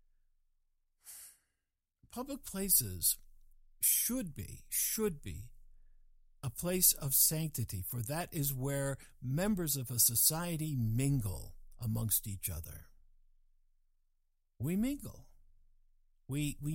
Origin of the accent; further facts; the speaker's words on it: England, United Kingdom; I was born in England